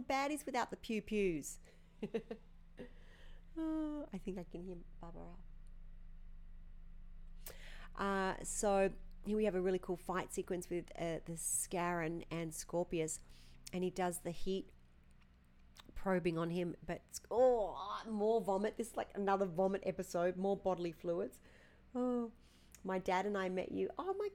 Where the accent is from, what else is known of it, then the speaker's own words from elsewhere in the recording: Australia; accent: Aussie; moved away; down there in my hometown.